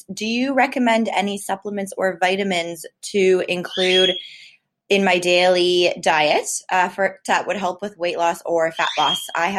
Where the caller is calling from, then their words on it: Toronto, Ontario, Canada; I'm from Toronto, Canada, and I listen to your podcast daily